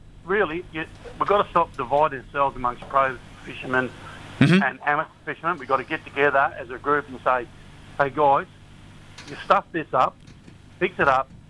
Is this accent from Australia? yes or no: yes; Australia; every time it comes to our rights and freedom as Australian citizens to go and do stuff.